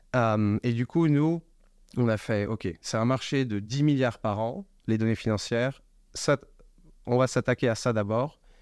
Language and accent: French; Paris suburbs, Île-de-France, France; moved away as an adult; also born or lived in England / United States / Hong Kong; je viens de la banlieue parisienne, j'ai grandi en France